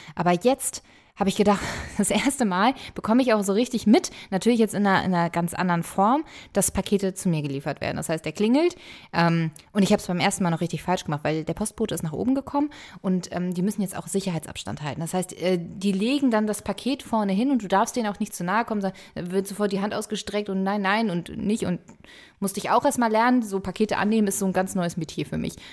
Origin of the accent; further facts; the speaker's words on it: Hamburg, Germany; Ich bin in Hamburg zur Schule gegangen